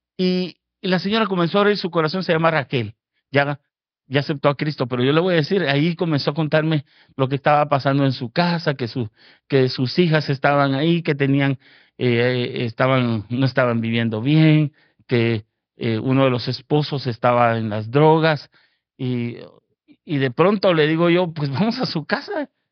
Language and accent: Spanish; Guatemala; now in Fort Worth, United States; Yo, yo soy originario de Guatemala